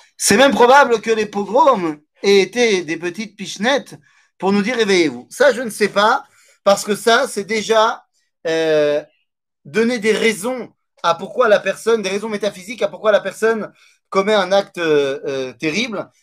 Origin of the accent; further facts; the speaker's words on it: Metz, Grand Est, France; Je viens de Metz. Je viens de Metz